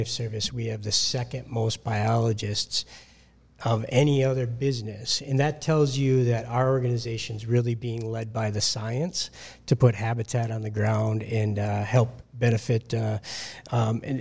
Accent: Upper Peninsula of Michigan, United States; moved away as an adult; now in Minnesota, United States; I grew up in the Upper Peninsula of Michigan as a grouse hunter

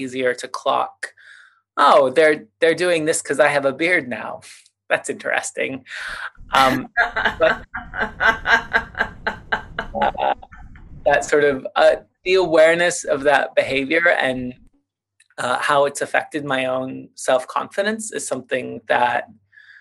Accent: Vancouver, British Columbia, Canada; I grew up in Vancouver, BC, in Canada

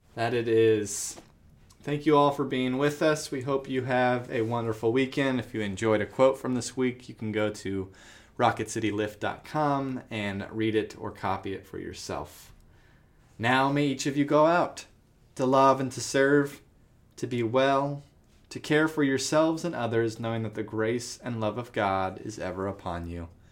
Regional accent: Tucson, Arizona, United States; I grew up in Tucson.

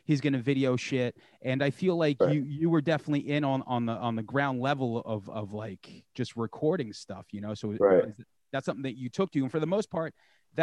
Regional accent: Long Island, New York, United States; I'm from New York, I'm from Long Island

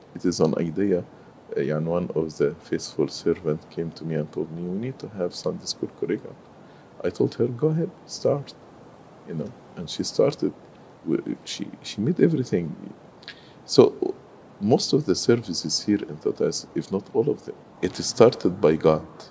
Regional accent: Cairo, Cairo Governorate, Egypt; moved away as an adult; also born or lived in Sohag, Egypt; now in United States; I grew in Cairo, but I was not born in Cairo. I am originally from Upper Egypt, so I was born in uh, Sohag, but I I grew in Cairo

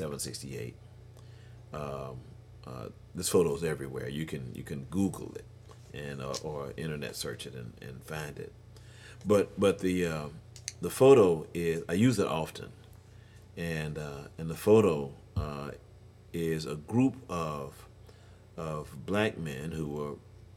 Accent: Houston, Texas, United States; I grew up in Houston, Texas. This is my town, man

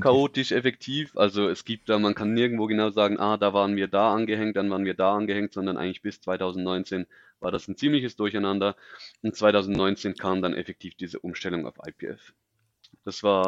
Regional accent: Switzerland; ich bin aus der Schweiz

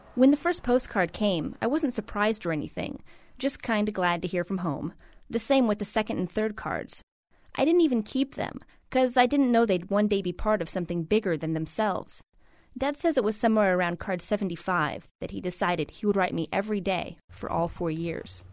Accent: Huntington Beach, California, United States; I grew up in Huntington Beach, Surf City, USA

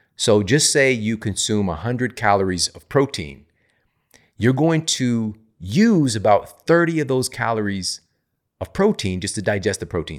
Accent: St. Louis, Missouri, United States; a university in my hometown, Saint Louis, Missouri

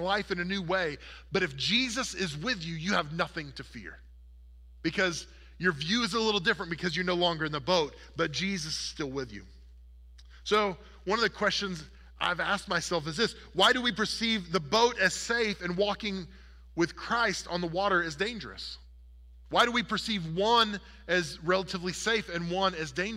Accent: Oklahoma, United States; I grew up in Oklahoma, where the wind comes sweeping down the plain

